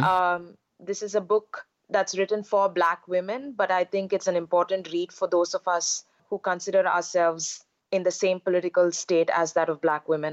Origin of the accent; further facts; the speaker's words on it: India; moved away as an adult; now in Beijing, China; I'm an Indian citizen.